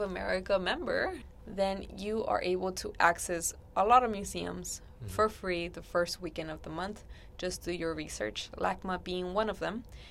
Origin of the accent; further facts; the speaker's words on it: Los Angeles, California, United States; Even though I'm from Los Angeles